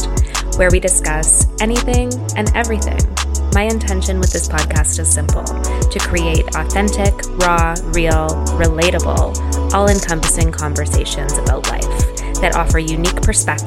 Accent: Calgary, Alberta, Canada; we're both from Calgary

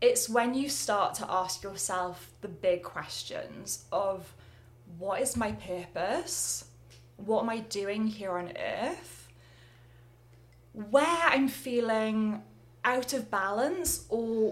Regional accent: Swansea, Wales, United Kingdom; I grew up by the ocean, by the sea, in my hometown of Swansea in Wales.

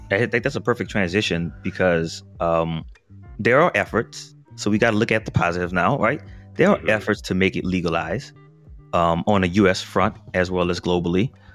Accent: New Orleans, Louisiana, United States; growing up in New Orleans

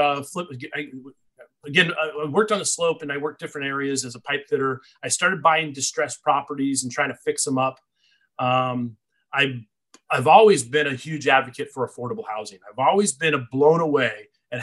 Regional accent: Anchorage, Alaska, United States; I'm born and raised in Alaska

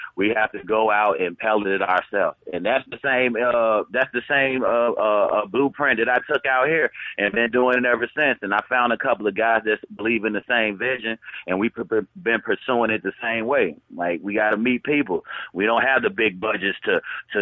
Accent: Memphis, Tennessee, United States; moved away as an adult; now in Las Vegas, United States; I'm originally from Memphis, Tennessee, Frazier to be exact, / South Memphis.

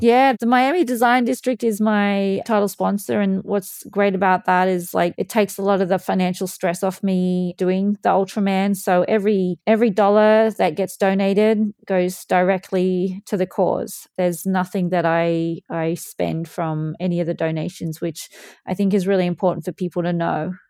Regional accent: Australia; moved away; also born or lived in Louth, England; I grew up swimming in Australia

